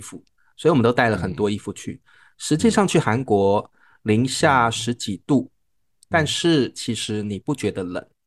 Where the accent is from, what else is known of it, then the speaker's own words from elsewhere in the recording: Taiwan; 我们是台湾来的